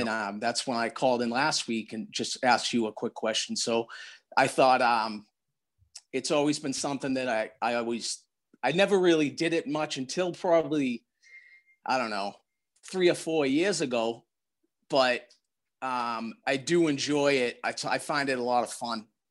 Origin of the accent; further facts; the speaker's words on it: Randolph, Massachusetts, United States; moved away as an adult; now in Quincy, United States; I grew up in Randolph.